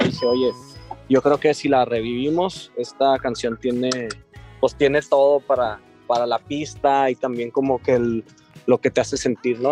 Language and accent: Spanish; Chihuahua, Mexico; nosotros somos de Chihuahua